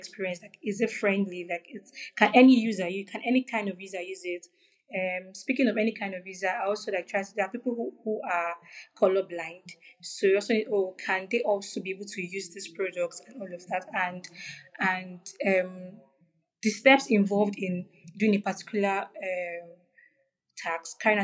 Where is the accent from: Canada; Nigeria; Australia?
Nigeria; I'm from Nigeria.